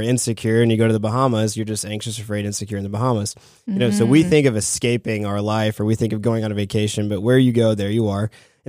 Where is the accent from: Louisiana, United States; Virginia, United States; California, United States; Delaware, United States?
California, United States; moved away as an adult; now in Florida, United States; I'm from California, originally moved here to Florida.